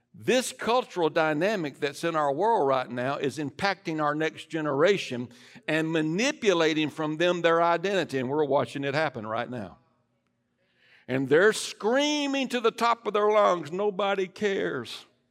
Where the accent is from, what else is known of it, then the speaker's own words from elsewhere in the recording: United States; I am an American, but I'm a Christian first